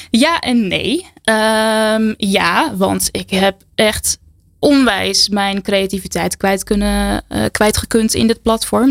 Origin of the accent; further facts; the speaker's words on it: Harmelen, Utrecht, Netherlands; In Harmelen, een heel klein dorpje in het groene hart